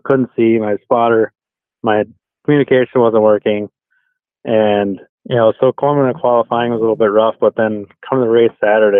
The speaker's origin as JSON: {"language": "English", "town": "Crandon", "region": "Wisconsin", "country": "United States", "tie": "born or raised there", "said": "Antigo is definitely closer to hometown, I guess, and closer to home, but Crandon is definitely my hometown track."}